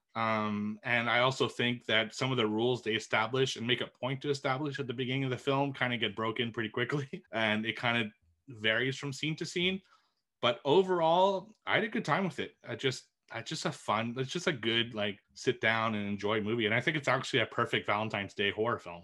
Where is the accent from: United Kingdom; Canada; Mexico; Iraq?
Canada; Montreal, Quebec; it's filmed in my hometown